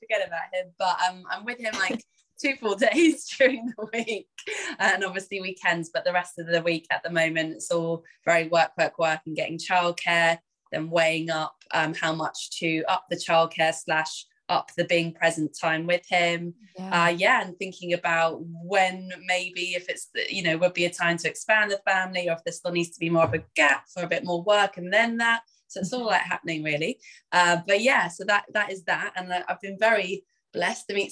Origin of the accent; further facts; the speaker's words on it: London, United Kingdom; I am from England, as you may hear, from London